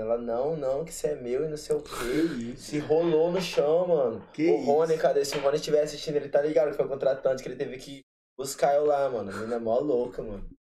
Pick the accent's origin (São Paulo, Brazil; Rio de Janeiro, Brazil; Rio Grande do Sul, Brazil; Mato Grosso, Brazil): Mato Grosso, Brazil; Cáceres; moved away; Eu sou de Castres, Interior de Cuiabá, que é a capital de Mato Grosso no coração do Pantanal.